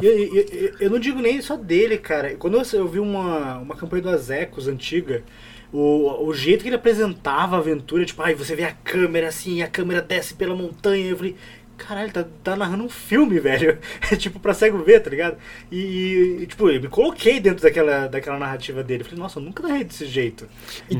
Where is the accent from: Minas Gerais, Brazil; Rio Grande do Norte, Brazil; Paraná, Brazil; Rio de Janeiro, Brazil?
Paraná, Brazil; Curitiba; eu sou de Curitiba